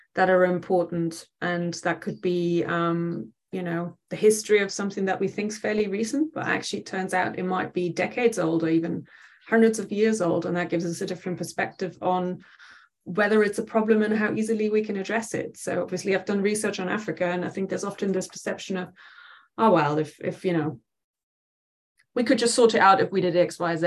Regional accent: near Dusseldorf on the Dutch border, North Rhine-Westphalia, Germany; moved away as an adult; now in England; I grew up in Germany, uh, very uh, west of the country, right on the Dutch border. So um, uh, outside Dusseldorf, but quite a small town

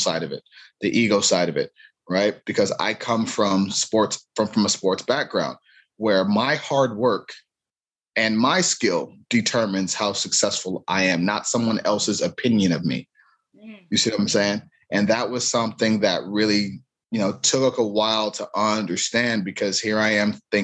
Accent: Cleveland, Ohio, United States; growing up in Cleveland

